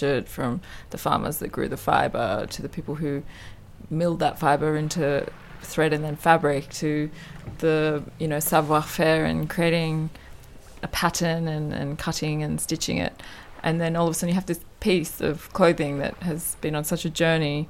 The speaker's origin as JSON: {"language": "English", "town": "Perth", "region": "Western Australia", "country": "Australia", "moved": "yes", "lives_now": "Paris, France", "said": "I'm from the west coast of Australia"}